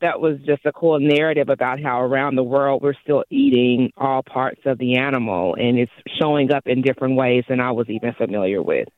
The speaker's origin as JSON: {"language": "English", "region": "the American South", "country": "United States", "tie": "born or raised there", "moved": "yes", "lives_now": "Oakland, United States", "said": "I grew up in the American South where we eat what we call chitlins and hog maws"}